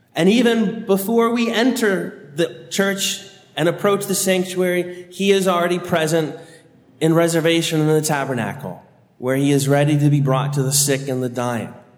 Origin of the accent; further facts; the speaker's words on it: Annandale, Virginia, United States; I grew up in St. Ambrose Parish in Annandale, Virginia